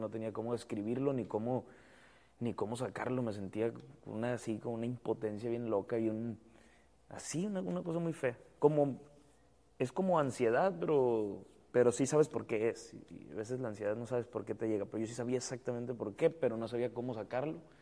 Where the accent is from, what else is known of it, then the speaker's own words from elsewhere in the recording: Mexico; nosotros como mexicanos